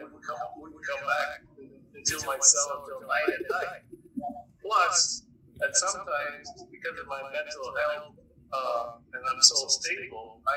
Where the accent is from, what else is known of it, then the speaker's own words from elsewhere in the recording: Canada; moved away; I was born in Canada, and I have family back in Toronto